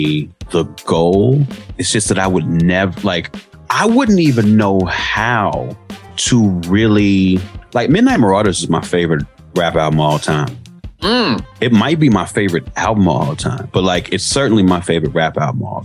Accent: Chicago, Illinois, United States; moved away as an adult; now in Los Angeles, United States; I grew up in Chicago in the 80s, and I went to Southern Illinois University in the late 90s and early 2000s, and I've lived in LA ever since then

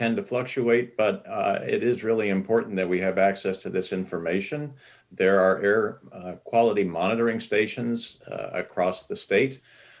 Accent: Los Angeles, California, United States; I grew up in Los Angeles in the San Fernando Valley, and air was something you could see on many, many days out of the year.

